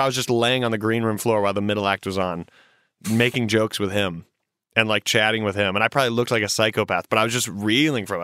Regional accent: South Carolina, United States; moved away; I grew up in South Carolina

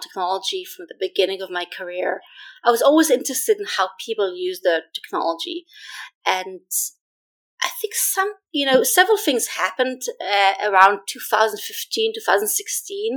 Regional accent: Israel; now in New York City, United States; I grew up in Israel

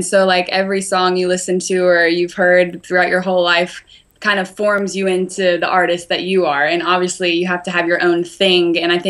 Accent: the South, United States; I am from the South, but I wouldn't declare myself a Southern girl by any means.

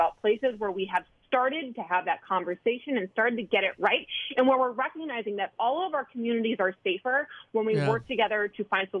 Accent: Wisconsin, United States; As you and as most of your listeners know, I'm from Wisconsin. I spent most of the summer in Wisconsin with my family.

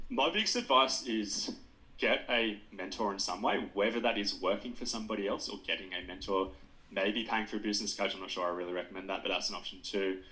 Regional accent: Nowra, New South Wales, Australia; moved away; also born or lived in Wagga Wagga, New South Wales; I'm from Nowra originally on the south coast, but I studied at Wagga Wagga

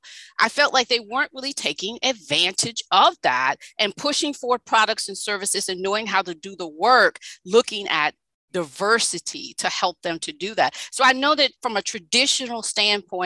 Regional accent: Louisiana, United States; grew up in the South, and equity, diversity, and inclusion was just not a thing that was occurring there in Louisiana

